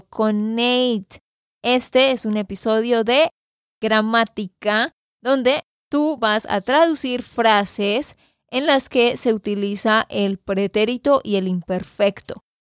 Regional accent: Santander, Colombia; de Santander, Colombia

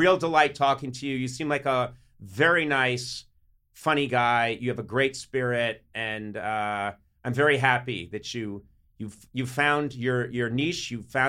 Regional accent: Ireland; And that may come from being so Irish. I do think it is something that we do.

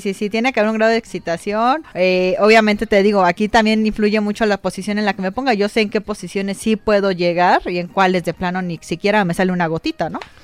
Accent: Mexico; somos medio vulgarzones, somos doble sentido el mexicano

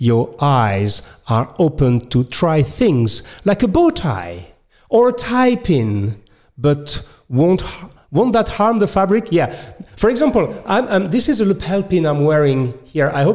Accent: France; accent: French; English is a second language; I'm French. You can notice my accent.

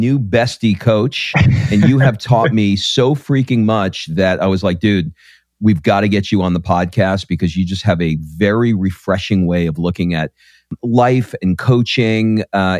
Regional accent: New York, United States; I grew up in New York

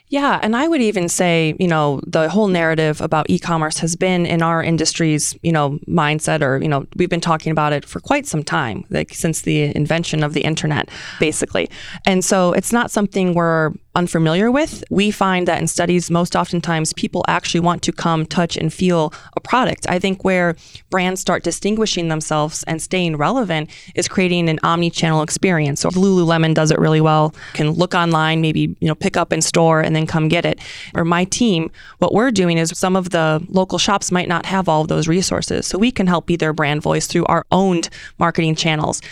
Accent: Detroit, Michigan, United States; moved away as an adult; also born or lived in Hawaii; now in Kansas City, United States; originally I'm from Detroit

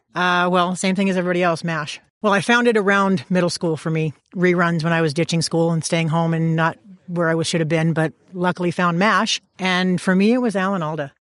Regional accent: Los Angeles, California, United States; now in Sacramento, United States; I am, uh, originally from the San Fernando Valley, but I'm in Sacramento now.

